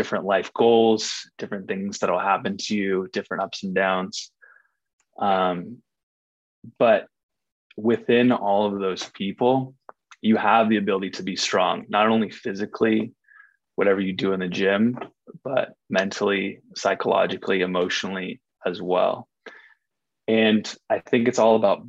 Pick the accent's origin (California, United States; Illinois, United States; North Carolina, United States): California, United States; Ojai; moved away as an adult; also born or lived in San Francisco; I grew up, I was born and raised in Ojai, California